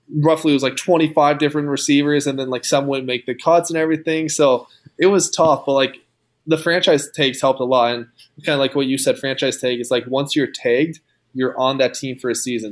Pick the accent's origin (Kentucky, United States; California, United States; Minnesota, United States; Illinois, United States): Minnesota, United States; Rosemount; born and raised in Minnesota, went to Rosemont